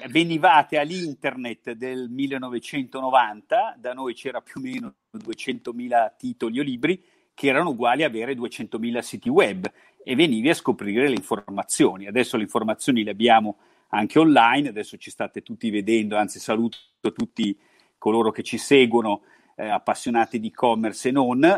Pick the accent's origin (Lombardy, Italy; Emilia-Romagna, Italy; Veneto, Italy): Lombardy, Italy; Milan; Noi siamo molto milanesi